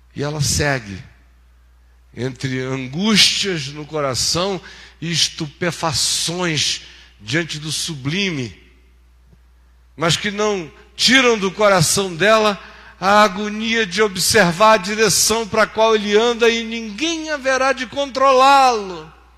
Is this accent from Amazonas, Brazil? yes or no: yes; Amazonas, Brazil; quando eu era menino no Amazonas